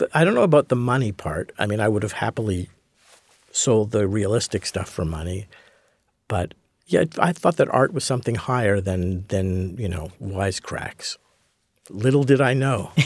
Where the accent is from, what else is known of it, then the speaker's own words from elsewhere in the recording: Montreal, Quebec, Canada; I grew up in Montreal, so I was a hockey fan